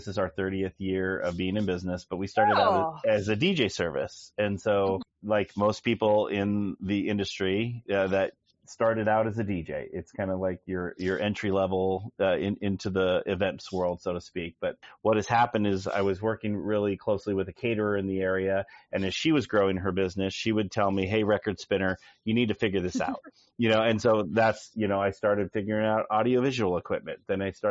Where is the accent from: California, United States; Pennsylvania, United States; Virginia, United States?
California, United States; Livermore; I'm from Livermore, California. We're 45 minutes east of San Francisco in a nice little valley out here